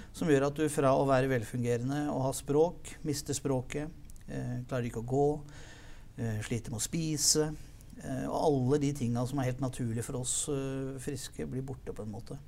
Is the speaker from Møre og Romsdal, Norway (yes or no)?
no; Lillestrøm, Akershus, Norway; Født og oppvokst i Lillestrøm.